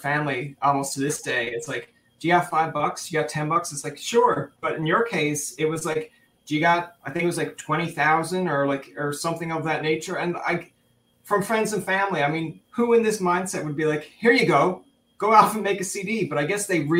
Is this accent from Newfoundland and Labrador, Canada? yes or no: yes; Newfoundland and Labrador, Canada; I am from Newfoundland originally.